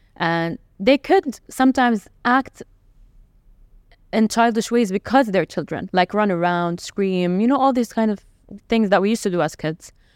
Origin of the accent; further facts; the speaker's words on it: Jeddah, Makkah Province, Saudi Arabia; also born or lived in Lebanon / Riyadh; now in Dubai, United Arab Emirates; my hometown. To back to Jeddah